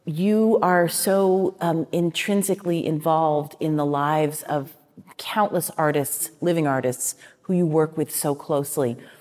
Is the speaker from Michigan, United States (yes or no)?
no; Washington, District of Columbia, United States; I grew up in Washington, D C